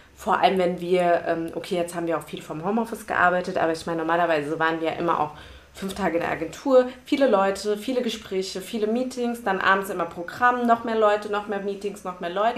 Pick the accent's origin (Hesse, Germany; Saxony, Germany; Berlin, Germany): Hesse, Germany; Frankfurt; ich bin hier geboren